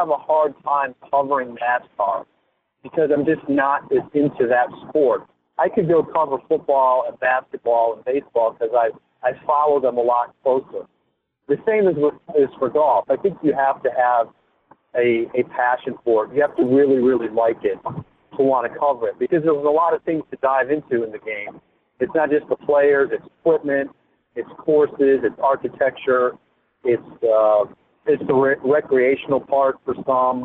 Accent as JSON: {"language": "English", "area": "outside of Chicago", "region": "Illinois", "country": "United States", "tie": "born or raised there", "said": "in the town I grew up outside of Chicago"}